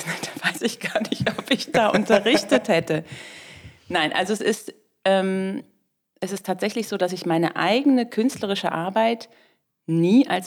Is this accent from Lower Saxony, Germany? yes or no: yes; Lower Saxony, Germany; also wir kommen aus Niedersachsen und da gibt es eben dieses Ministerium